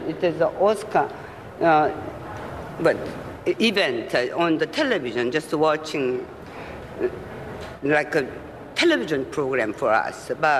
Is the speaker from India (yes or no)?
no; South Korea; As you know, I'm from Korea, and actually